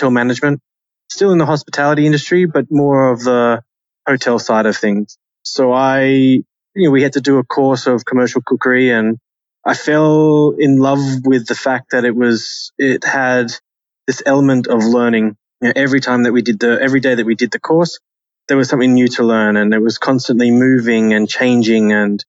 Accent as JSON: {"language": "English", "country": "Australia", "also_born_or_lived": "United Kingdom / Channel Islands / Austria", "moved": "as an adult", "said": "for me being Australian at that particular time in my career"}